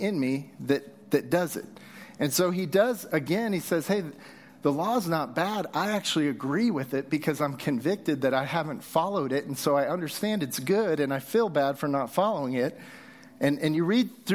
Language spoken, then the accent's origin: English; Southern California, United States; also born or lived in Texas; now in Utah, United States; As a kid, I grew up in Southern California